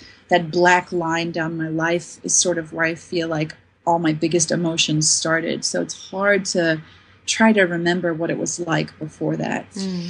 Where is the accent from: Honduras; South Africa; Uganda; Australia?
South Africa; I was growing up in South Africa of apartheid years where we needed justice and we needed advocates.